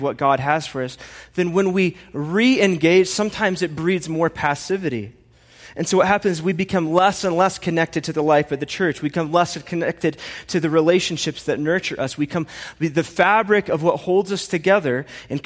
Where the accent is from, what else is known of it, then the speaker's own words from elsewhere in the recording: Indiana, United States; now in Colorado, United States; I'm from Indiana and I live here